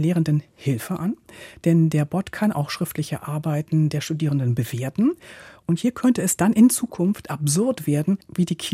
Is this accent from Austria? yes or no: no; Temascalcingo, State of Mexico, Mexico; German is a second language; Ich komme aus Temascalcingo.